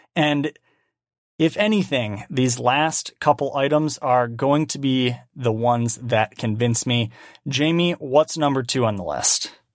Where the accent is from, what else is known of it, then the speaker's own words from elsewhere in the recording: Michigan, United States; now in Oregon, United States; I'm proud of being from Michigan.